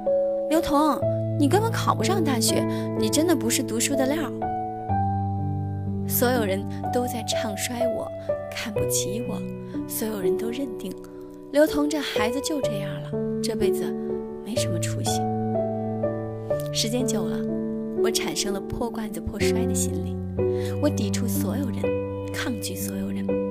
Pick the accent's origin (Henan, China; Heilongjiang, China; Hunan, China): Hunan, China; Chenzhou; 我的家乡在湖南郴州，那是一个小的不起眼的城市。生活了十几年，周围的同学和熟人都是一样的，亲戚朋友也是一样的